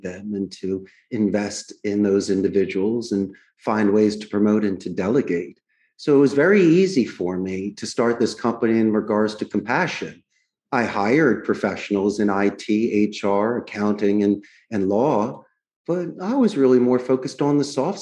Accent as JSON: {"language": "English", "town": "Philadelphia", "region": "Pennsylvania", "country": "United States", "tie": "born or raised there", "moved": "as an adult", "lives_now": "Costa Rica", "said": "I grew up in Northeast Philadelphia."}